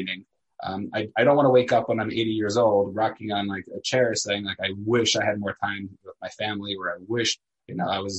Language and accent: English; New York City, New York, United States; also born or lived in Elizabeth, New Jersey / Israel; I grew up in Staten Island, New York